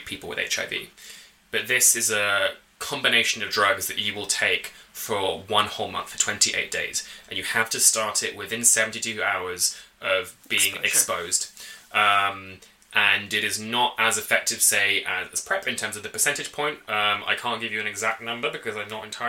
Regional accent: England, United Kingdom; moved away as an adult; also born or lived in New York / Washington, District of Columbia, United States; now in Canada; I'm from England and I have lived in the States for part of my PhD. I lived in New York for a bit and DC for a bit as well. And now I live here.

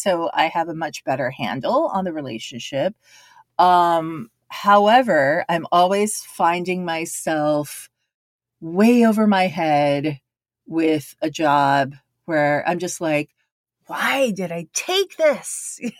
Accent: Japan; And to this day, when I talk to Japanese or talk to people and say, yeah, I grew up in Japan, it's like, oh, okay. Yeah. So that's why you speak Japanese.

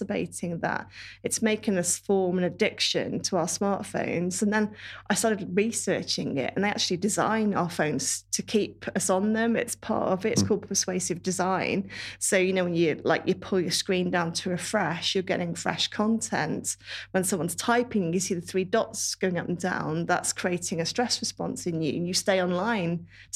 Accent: Worcestershire, West Midlands, United Kingdom; now in Shrewsbury, United Kingdom; I'm not far away. I'm from Worcestershire

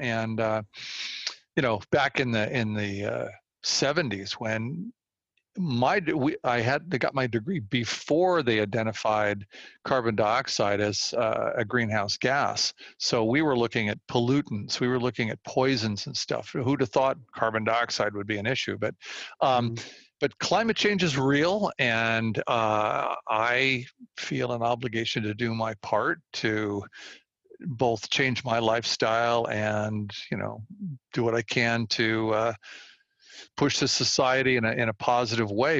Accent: Walnut Creek, California, United States; I grew up in this area. I grew up in Walnut Creek. I've been here all my life

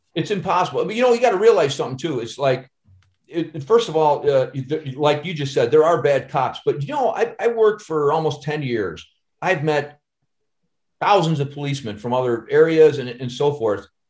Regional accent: Chicago, Illinois, United States; I'm from Chicago

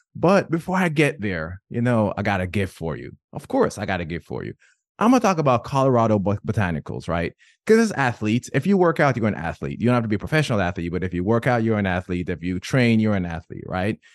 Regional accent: Jamaica; I'm Jamaican

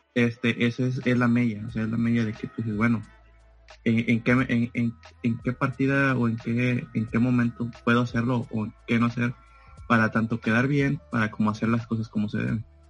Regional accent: Ciudad Victoria, Tamaulipas, Mexico; moved away as an adult; also born or lived in Monterrey, Nuevo León; de aquí de donde soy, Ciudad Victoria, Tamaulipas

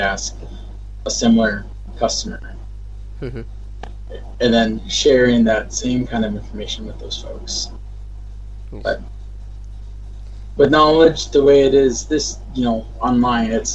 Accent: Minnesota, United States; now in Washington, United States; I'm from Minnesota

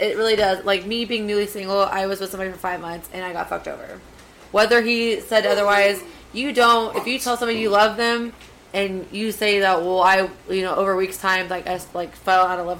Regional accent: Galveston, Texas, United States; Galveston, Texas.

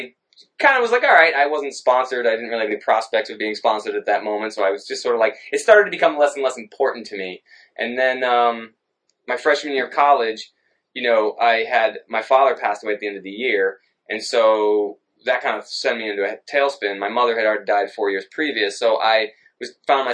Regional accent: Shrewsbury, Massachusetts, United States; also born or lived in Boston; So I grew up in Shrewsbury, Mass., like Central Mass., right outside of Worcester

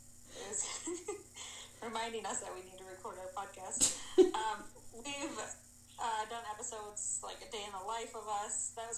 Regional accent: Wisconsin, United States; I am a farmer from Wisconsin, Southwest Wisconsin. I spend my days on a dairy farm.

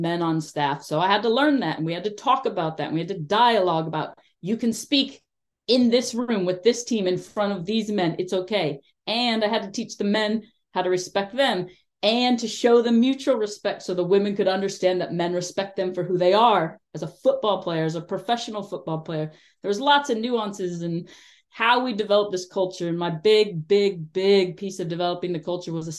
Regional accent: United States; moved away; I'm an American working with Afghanistan. I know that growing up in my country

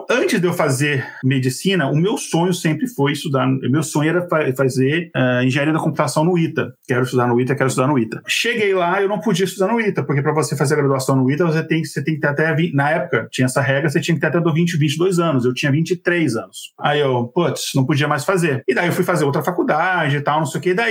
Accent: Brasília, Federal District, Brazil; moved away as an adult; now in São José dos Campos, Brazil; Dois meses depois, eu saí de Brasília, fui pro, pro interior de São Paulo, pra São José dos Campos, sem ter lugar pra morar, sem não conhecer ninguém, sem ter emprego.

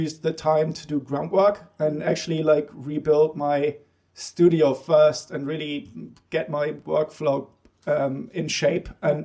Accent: Bremen, Germany; moved away; I grew up in Bremen, which is on the north coast in Germany

